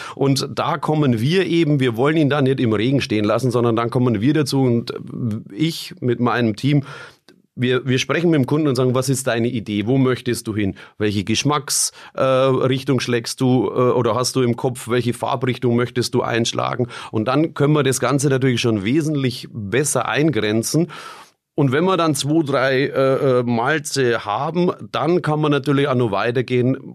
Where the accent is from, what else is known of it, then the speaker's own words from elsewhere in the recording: Bamberg, Bavaria, Germany; bei uns in Bamberg